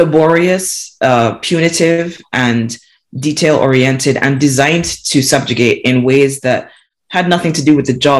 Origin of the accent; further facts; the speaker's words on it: Barbados; now in United Kingdom; I was born and raised in Barbados